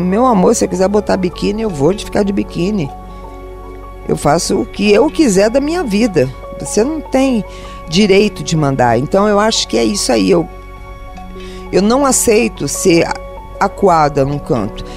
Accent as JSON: {"language": "Portuguese", "region": "Rio de Janeiro", "country": "Brazil", "tie": "born or raised there", "said": "eu sou carioca, do Rio de Janeiro, nascida na Laranjeiras, criada na Lapa e criada em Santa Teresa num colégio interno de freiras"}